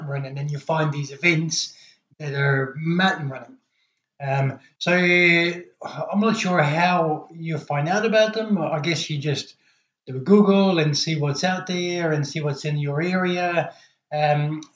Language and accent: English; Belgium; moved away; I'm originally from Belgium